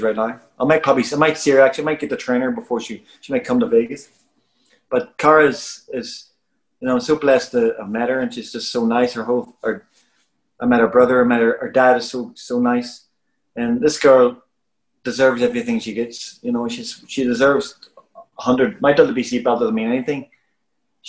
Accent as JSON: {"language": "English", "town": "Belfast", "region": "Northern Ireland", "country": "United Kingdom", "tie": "born or raised there", "moved": "yes", "said": "where I come from, I I was born in Shankill Road in Belfast"}